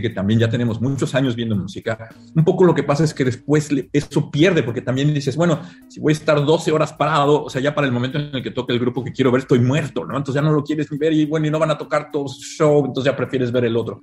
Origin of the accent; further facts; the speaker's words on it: Mexico; moved away as an adult; now in San Francisco, United States; Cuando me fui de México